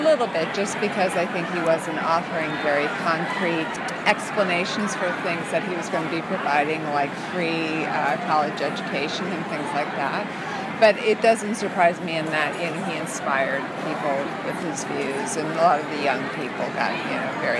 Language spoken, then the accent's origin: English; near Cleveland, Ohio, United States; moved away; also born or lived in New York; I come from Ohio.